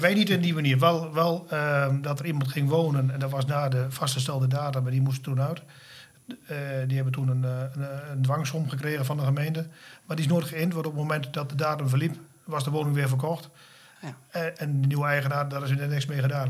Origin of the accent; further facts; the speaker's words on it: Frederiksoord, Drenthe, Netherlands; also born or lived in Wapse; zelf kom ik oorspronkelijk uit Frederikshoorn